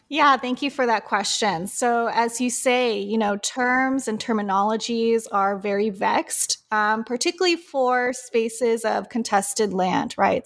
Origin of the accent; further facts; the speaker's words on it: Oceanside, California, United States; also born or lived in Berkeley, California; I grew up in Oceanside, Southern California